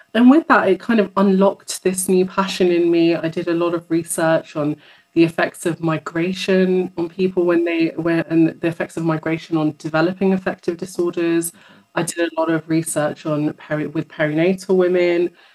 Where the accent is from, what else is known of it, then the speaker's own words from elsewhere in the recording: London, United Kingdom; I was born in London. I've been here my whole life.